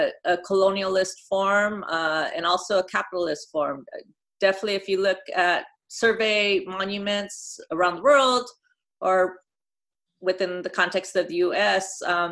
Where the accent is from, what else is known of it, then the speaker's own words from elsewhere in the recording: Los Angeles, California, United States; I grew up in Northeast LA. My family roots go here back in LA, like several generations.